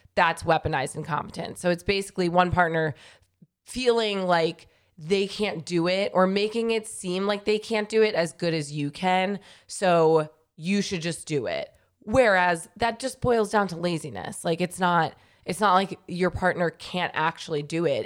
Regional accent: New York, United States; I grew up in New York my whole life

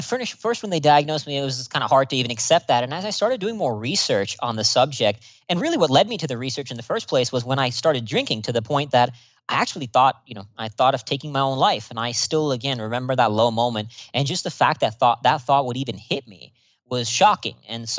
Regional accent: India; born there; also born or lived in Singapore / Austin, United States; So I was born here in India, where I'm speaking to you from right now, then moved to Singapore and then Austin, Texas.

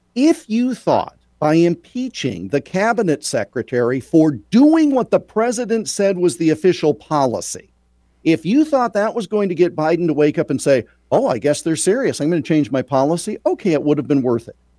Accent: Iowa, United States; a native Iowan and a huge honk for my home state

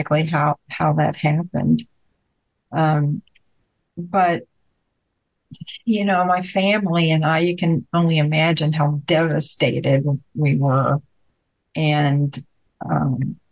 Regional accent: Bryan, Texas, United States; moved away as an adult; also born or lived in Houston, Texas; while I was still in my hometown in Bryan, like I said, I lived in Houston at the time.

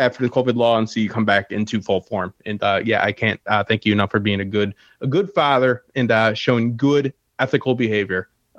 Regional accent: Detroit, Michigan, United States; Yeah, I'm from Detroit, where the water melts car parts.

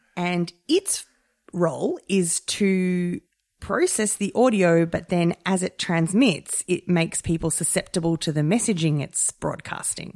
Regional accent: Australia; about the Australian dialect and do we have regional accents? And they're not as pronounced as they are in the U K. but we do have them.

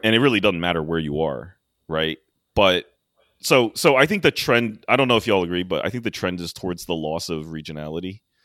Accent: D.C., Maryland suburbs of Washington, United States; now in New York City, United States; I grew up in the Maryland suburbs of D C

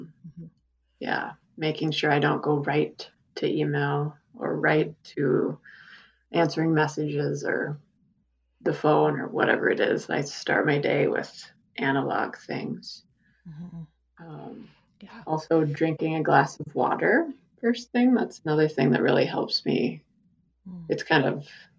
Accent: South Dakota, United States; growing up in South Dakota, my relationship with the prairie, the Great Plains

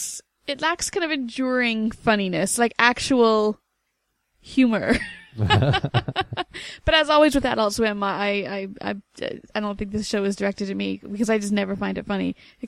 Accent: Canada; we're both Canadian.

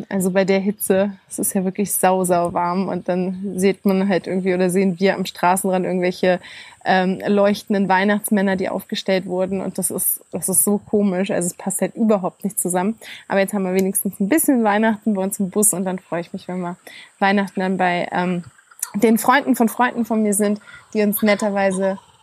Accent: Germany; bei uns in Deutschland

